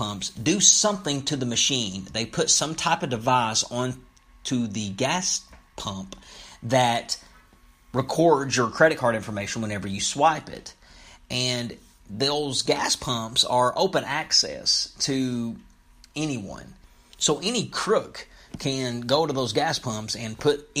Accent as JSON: {"language": "English", "town": "Lexington", "region": "Kentucky", "country": "United States", "tie": "born or raised there", "said": "Lexington, my hometown"}